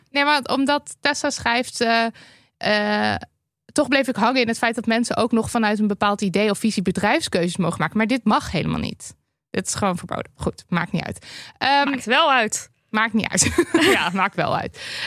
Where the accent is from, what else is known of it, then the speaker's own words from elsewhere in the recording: Overijssel, Netherlands; In de regio waar ik ben opgegroeid, Twente, was de sfeer in mijn directe omgeving heel gemoedelijk